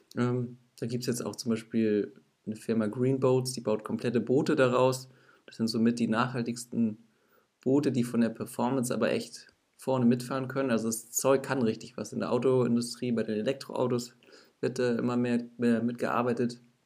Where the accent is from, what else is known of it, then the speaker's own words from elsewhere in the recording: Northern Germany, Germany; ich komme aus Norddeutschland